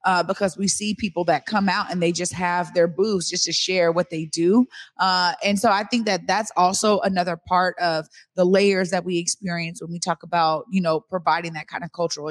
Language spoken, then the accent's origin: English; Seattle, Washington, United States; born or raised there